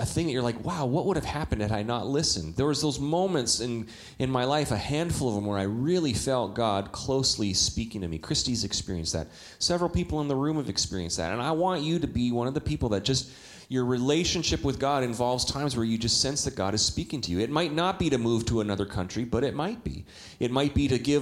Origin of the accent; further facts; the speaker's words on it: Calgary, Alberta, Canada; moved away; when I was a 19-year-old in Calgary, Alberta, Canada. I'm a Canadian.